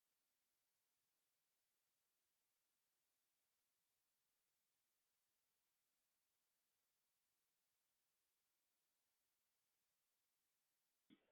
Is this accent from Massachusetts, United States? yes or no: no; New York City, New York, United States; born and raised in Brooklyn, NYC